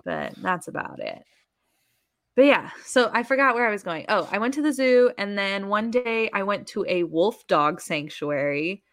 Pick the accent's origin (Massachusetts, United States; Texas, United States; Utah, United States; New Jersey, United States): Texas, United States; San Antonio; I said I was from Texas